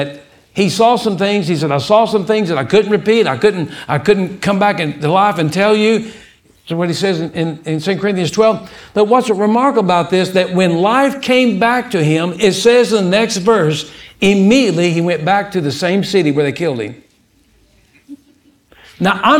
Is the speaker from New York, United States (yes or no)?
no; Odessa, Texas, United States; I was born in Odessa, Texas